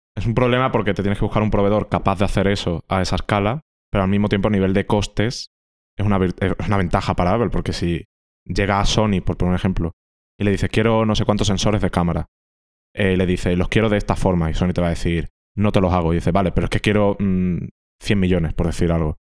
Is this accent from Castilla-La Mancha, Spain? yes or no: no; Andalusia, Spain; yo que soy andaluz